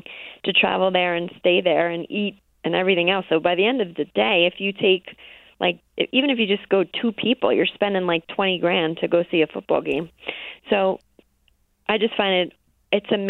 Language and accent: English; New York, United States; I am a New Yorker